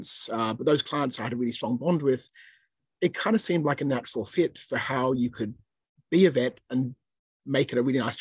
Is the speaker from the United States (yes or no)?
no; Australia; moved away as an adult; now in Hong Kong; we worked for a year in Australia, where I grew up